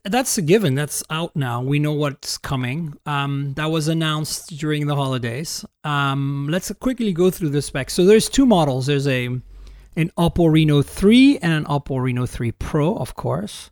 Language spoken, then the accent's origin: English; Canada; moved away; I'm Canadian